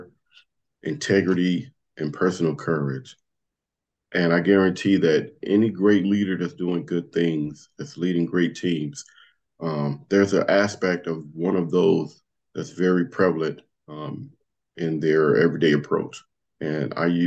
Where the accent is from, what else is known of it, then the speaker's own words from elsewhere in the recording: Compton, California, United States; moved away; when I was growing up in Compton